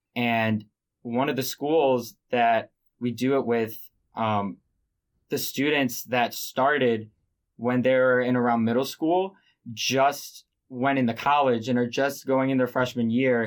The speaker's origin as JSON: {"language": "English", "town": "Baltimore", "region": "Maryland", "country": "United States", "said": "I'm from Baltimore, Maryland"}